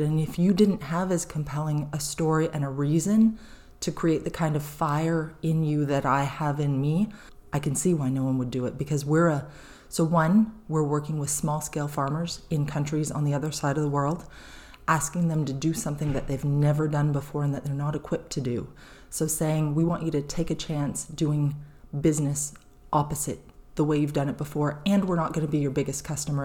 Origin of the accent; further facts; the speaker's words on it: St. Catharines, Ontario, Canada; moved away as an adult; now in New Brunswick, Canada; I grew up in Southern Ontario in, uh, about fifteen minutes from Niagara Falls, Niagara on the Lake, in a city called Saint Catharines